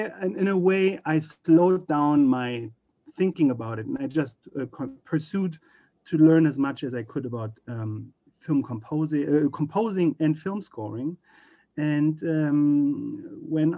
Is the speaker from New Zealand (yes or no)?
no; Berlin, Germany; moved away as an adult; now in United States; I grew up in Berlin, Germany